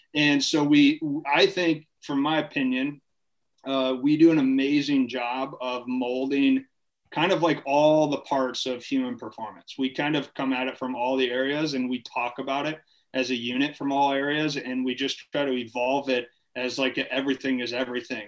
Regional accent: Farmington, Michigan, United States; moved away as an adult; also born or lived in Ohio / Minnesota; I'm from originally from Farmington, Michigan. Okay. Um, grew up in Michigan. Family moved around a little bit. Lived in Ohio a little bit as a kid. Ended up coming back to Michigan

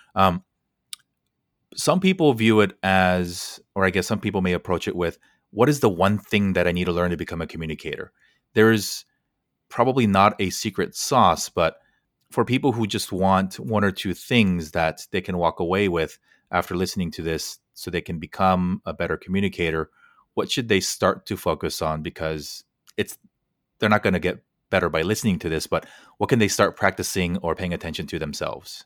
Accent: United States; decades of me growing up in America

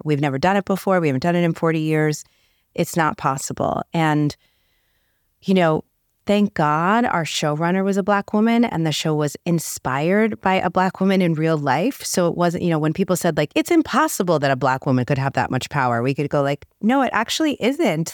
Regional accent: New York City, New York, United States; now in Beverly Hills, United States; I was this little girl growing up in the Bronx who somehow wound up living in Beverly Hills

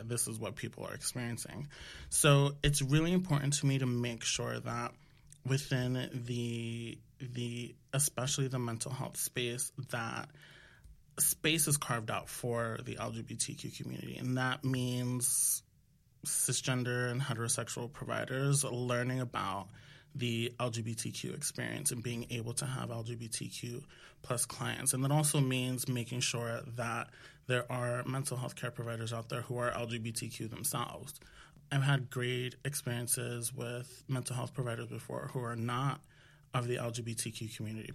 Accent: New York, United States; I am from the Washington Heights originally here in New York, and my parents are from the Dominican Republic. So I grew up in not just a Dominican household, but a Dominican neighborhood

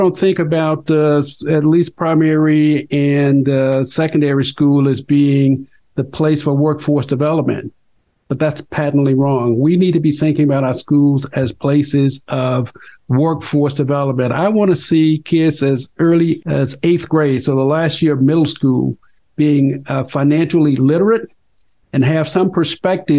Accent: Mississippi Delta, United States; moved away; also born or lived in Colorado; I grew up in the Mississippi Delta, son of sharecroppers in the Jim Crow era.

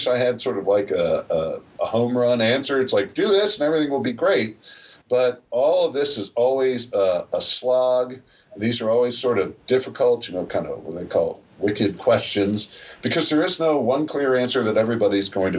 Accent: New Jersey, United States; I'm from New Jersey

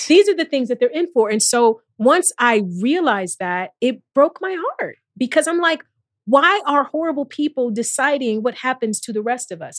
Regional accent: East Cleveland, Ohio, United States; I'm from East Cleveland.

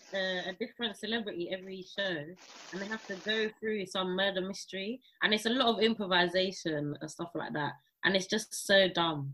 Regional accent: St. Lucia; now in United Kingdom; I grew up in Saint Lucia

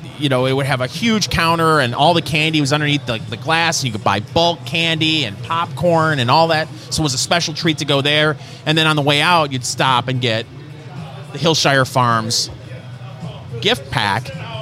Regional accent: Saginaw, Michigan, United States; I grew up in Saginaw, Michigan

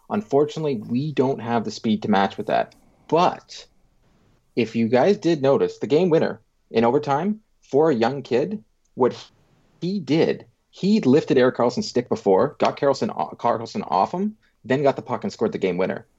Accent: Canada; I'm Canadian

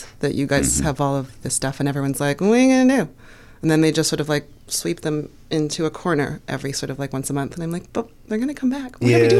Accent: Toronto, Ontario, Canada; now in United States; I'm from Toronto.

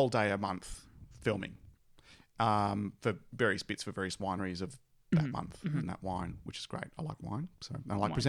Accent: Australia; accent: Bogan; my normal Bogan accent

